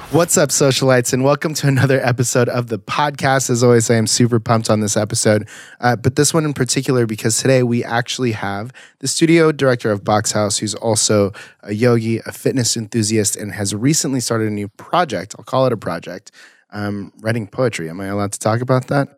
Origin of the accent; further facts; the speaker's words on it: Las Flores, California, United States; I went to high school in, um, like, Las Flores, South Orange County.